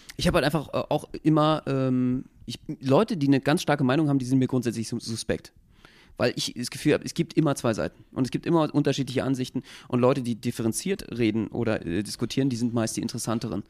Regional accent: Berlin, Germany; wenn du hier ursprünglich geboren bist

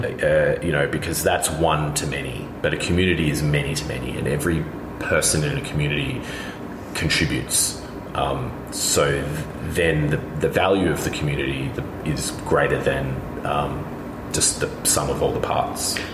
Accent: Australia; now in Berlin, Germany; I'm Australian.

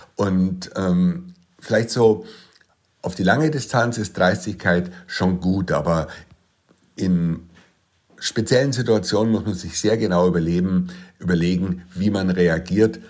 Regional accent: Munich, Bavaria, Germany; ich bin 1963 in München geboren

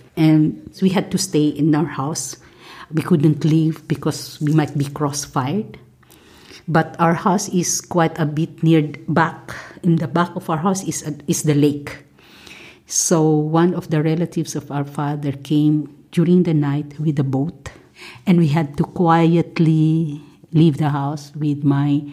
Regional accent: Marawi, Bangsamoro, Philippines; In 1971, I was born in Marawi City, and I was a young child at the time

